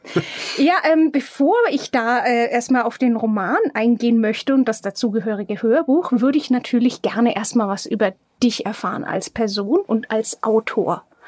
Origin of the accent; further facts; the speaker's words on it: Franconia, Bavaria, Germany; Die Franken besonders, ja. ja. Wir sind ja die Plaudertaschen Deutschlands.